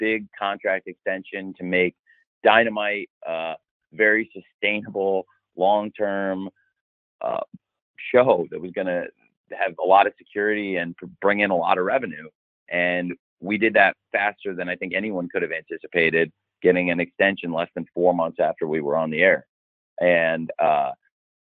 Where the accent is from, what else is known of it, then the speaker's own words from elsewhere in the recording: Illinois, United States; moved away; also born or lived in Florida; I'm back home where I grew up in Illinois this week, but I also have lived in Florida and that's home to me too